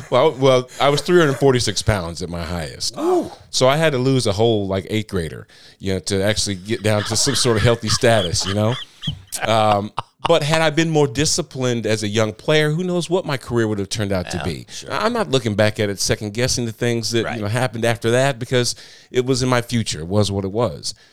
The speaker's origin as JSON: {"language": "English", "town": "Moline", "region": "Illinois", "country": "United States", "tie": "born or raised there", "moved": "yes", "lives_now": "Nashville area, United States", "said": "grew up on the Iowa Illinois border, right on the Mississippi River."}